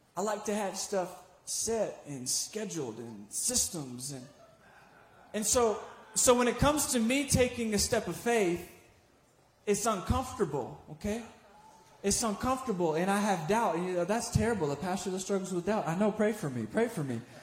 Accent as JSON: {"language": "English", "town": "Richmond", "region": "Virginia", "country": "United States", "said": "I'm from Richmond, Virginia"}